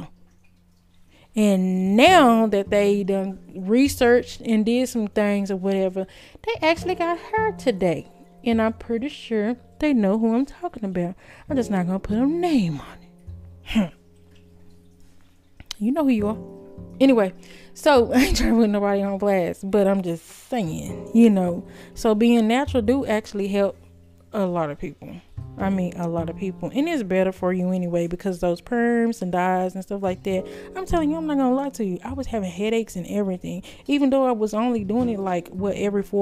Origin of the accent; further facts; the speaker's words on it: United States; I'm not from no tribe. I'm an American